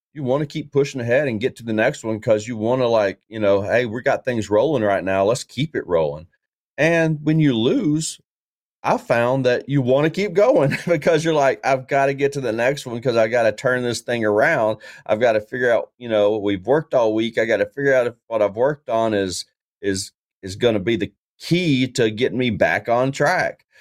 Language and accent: English; Tennessee, United States; I'm from Tennessee